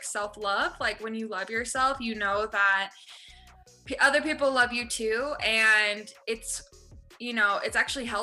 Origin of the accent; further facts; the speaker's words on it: Toronto, Ontario, Canada; when I was growing up in Toronto